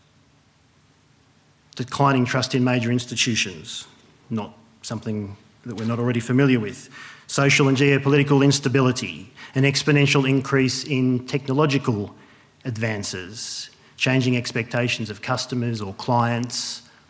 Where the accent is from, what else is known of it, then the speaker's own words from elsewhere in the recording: Wagga Wagga, New South Wales, Australia; moved away; also born or lived in Melbourne; I grew up in Wagga, home of many sporting stars.